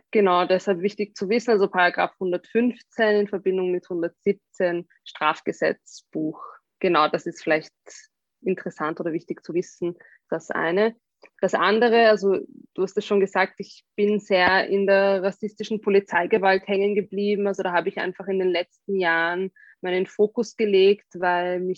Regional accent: Austria; die haben irgendwie gemeint, was bei uns in Österreich und das war überhaupt nicht im öffentlichen Diskurs.

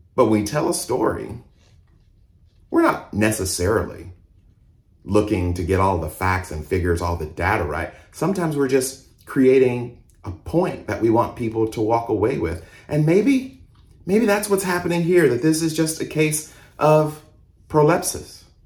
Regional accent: Mississippi, United States; also born or lived in Georgia; now in Houston, United States; I was born in Mississippi. I was raised in the South in Mississippi and Georgia.

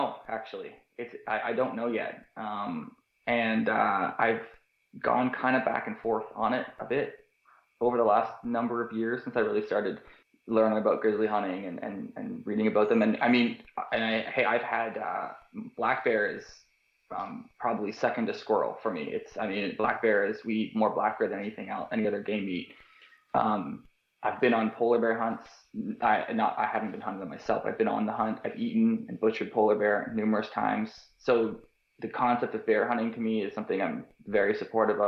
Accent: outside Toronto, Ontario, Canada; now in St. John's, Canada; I grew up in outside Toronto.

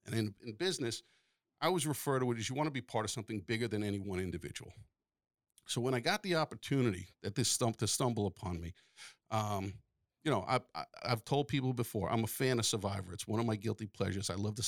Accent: Long Island, New York, United States; I grew up on Long Island

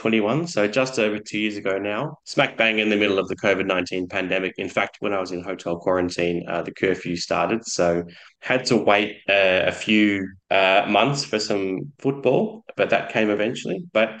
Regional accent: Australia; moved away as an adult; now in Thailand; I'm Australian

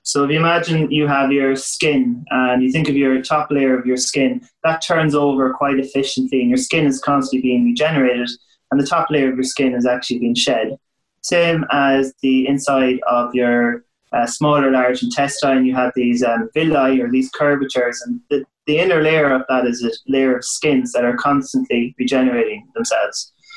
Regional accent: west of Ireland, Ireland; where I was from in the west of Ireland

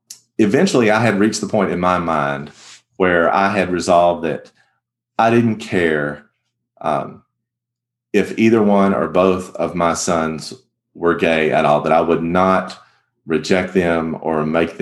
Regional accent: the South, United States; growing up in the Church of Christ in the South

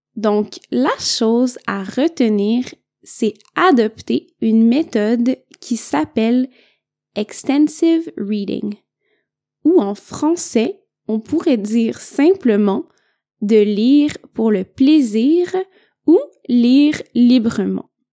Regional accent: Quebec, Canada; je viens du Québec.

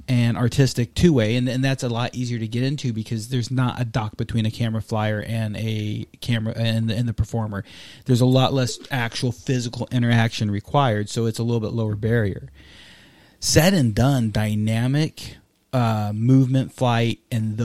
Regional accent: Texas, United States; I'm from Texas

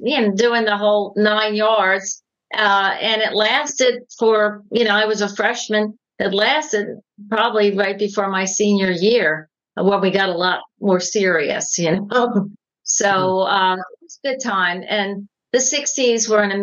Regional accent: Philadelphia, Pennsylvania, United States; now in Texas, United States; I'm from Philadelphia

